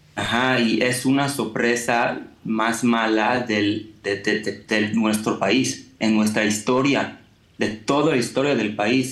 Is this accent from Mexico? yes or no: no; Israel; Spanish is a second language